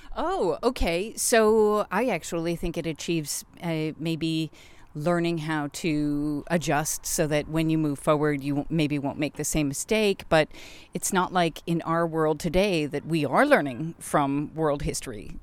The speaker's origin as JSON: {"language": "English", "country": "United States", "said": "as an American"}